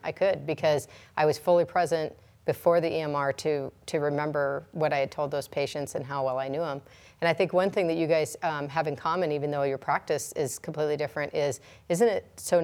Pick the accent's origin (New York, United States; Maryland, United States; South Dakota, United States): South Dakota, United States; 30 miles outside of Edgemont; I grew up 30 miles outside of Edgemont between, you know, Harrison, Nebraska and Edgemont, South Dakota